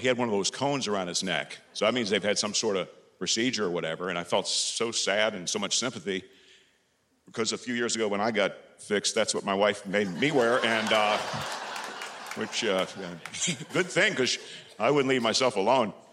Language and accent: English; Carmel, Indiana, United States; I've come all the way from my hometown of Carmel, Indiana